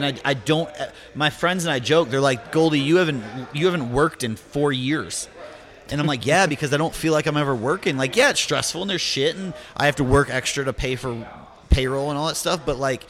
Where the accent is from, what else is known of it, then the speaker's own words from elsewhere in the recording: Chicago, Illinois, United States; From Chicago.